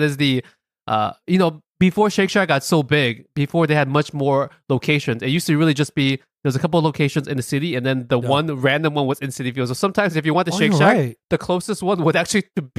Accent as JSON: {"language": "English", "town": "Flushing", "region": "New York", "country": "United States", "said": "You know, I will wave this flag. I am from Flushing, Queens."}